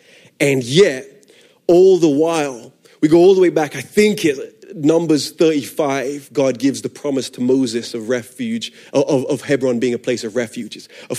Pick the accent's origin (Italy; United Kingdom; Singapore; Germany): United Kingdom; London; accent: funky; I'm from London originally. I moved around a lot. I'm a missionary kid, which is where the funky accent comes from.